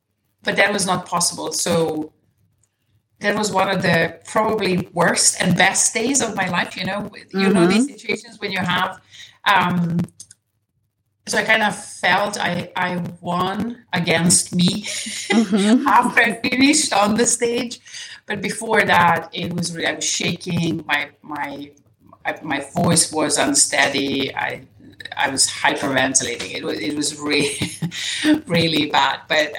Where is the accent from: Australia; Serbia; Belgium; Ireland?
Serbia; first language Serbian; English is a second language; I studied Serbian, my native my mother tongue.